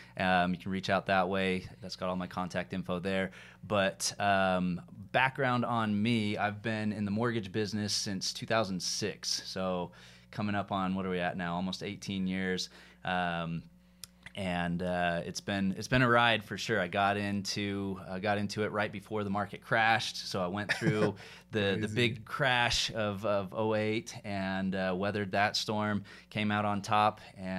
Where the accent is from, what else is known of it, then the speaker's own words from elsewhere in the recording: Atlanta, Georgia, United States; now in Utah, United States; So yeah, grew up as the extreme minority in my high school, and then I moved out to Utah and became quickly immersed in the majority and kind of blended in and lost what was my identity growing up in Atlanta and refound myself.